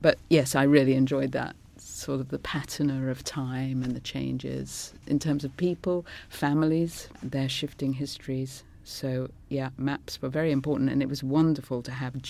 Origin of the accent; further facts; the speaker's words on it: London, United Kingdom; first language Scots; also born or lived in Glasgow; going to school in North London, a convent school